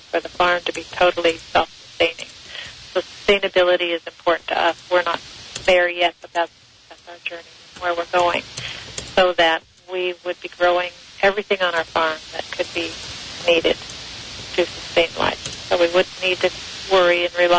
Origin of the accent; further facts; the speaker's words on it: Los Angeles, California, United States; I grew up in Los Angeles